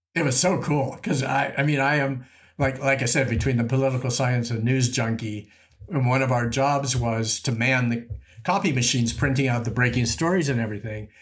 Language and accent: English; Rochester, New York, United States; also born or lived in Brentwood, Los Angeles; now in Los Angeles, United States; I grew up in Rochester, New York, with no connection to the film business whatsoever